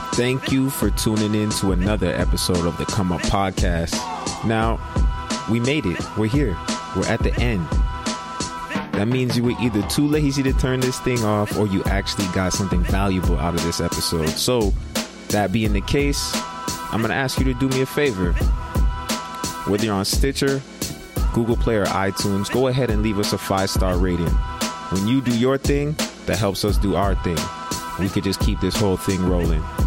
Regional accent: Greater Toronto Area, Ontario, Canada; growing up in the Greater Toronto Area

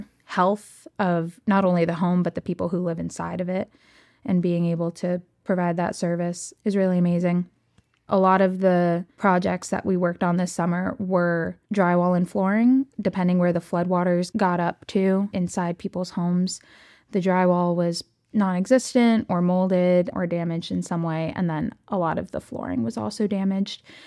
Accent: Rockville, Bethesda area, Maryland, United States; I grew up in the Presbyterian community at St. Mark Presbyterian Church in the Rockville, Bethesda area

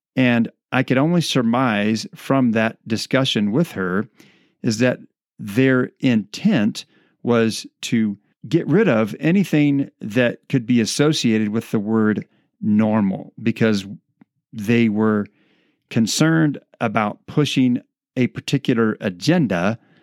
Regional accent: United States; the freedoms that we enjoy as American citizens

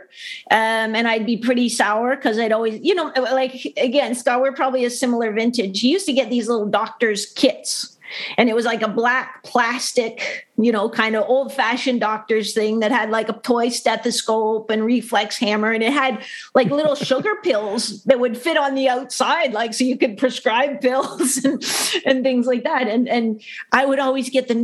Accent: London, Ontario, Canada; I grew up in London, Ontario, where I live now.

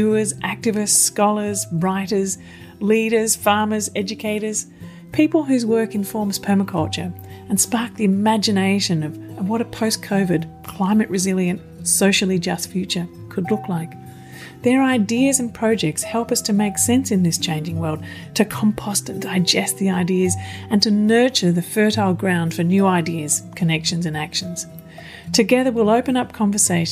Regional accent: Melbourne, Victoria, Australia; you're in my hometown of Melbourne

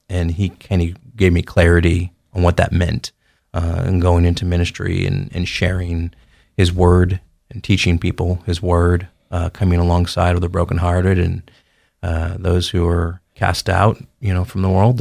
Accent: St. Louis, Missouri, United States; now in Caldwell, United States; I grew up in Saint Louis, Missouri

